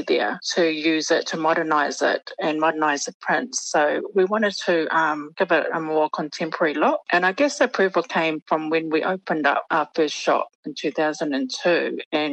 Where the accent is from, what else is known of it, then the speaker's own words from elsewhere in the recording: New Zealand; we were born and raised in New Zealand, and our parents were advised, you know, to speak English to us growing up.